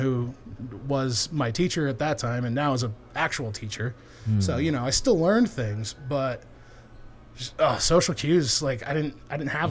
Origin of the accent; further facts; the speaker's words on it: Arizona, United States; moved away as an adult; also born or lived in Washington / Utah; now in Colorado, United States; I was born in Washington, did most of my growing up in Arizona